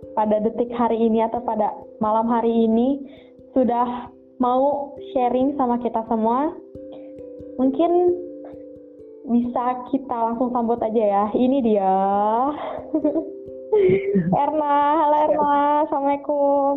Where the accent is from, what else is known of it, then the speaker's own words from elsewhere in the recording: Bogor, West Java, Indonesia; lahir di Bogor tanggal 12 Juli tahun 2000.